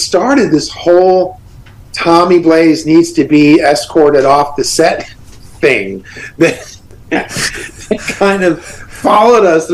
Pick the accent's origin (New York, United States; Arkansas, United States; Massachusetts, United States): New York, United States; Long Island; moved away as an adult; also born or lived in Florida; I grew up in New York